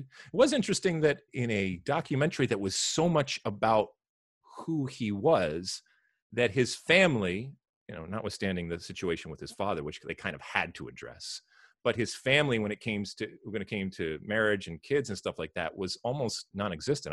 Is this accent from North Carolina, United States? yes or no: no; Detroit, Michigan, United States; I'm from Detroit